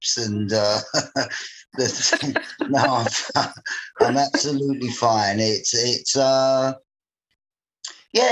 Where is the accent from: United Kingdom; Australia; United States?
United Kingdom; London; life in the 1960s in Bermondsey, I come from Bermondsey, southeast London